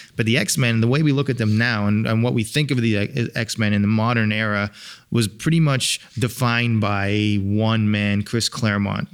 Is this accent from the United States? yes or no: no; England, United Kingdom; moved away; I'm from England